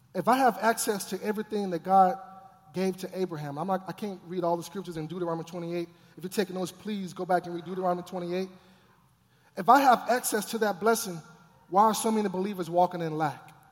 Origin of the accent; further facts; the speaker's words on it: Texas, United States; I grew up in Texas